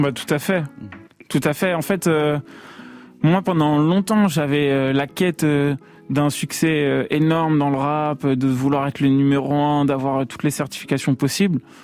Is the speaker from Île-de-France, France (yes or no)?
yes; Paris, Île-de-France, France; j'ai grandi vers Max Dormois à La Chapelle